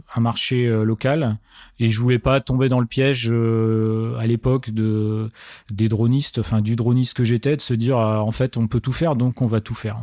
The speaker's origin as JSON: {"language": "French", "area": "Marne, Champagne-Ardenne", "region": "Grand Est", "country": "France", "tie": "born or raised there", "said": "je suis originaire de la Marne donc région Champagne-Ardenne Grand Est"}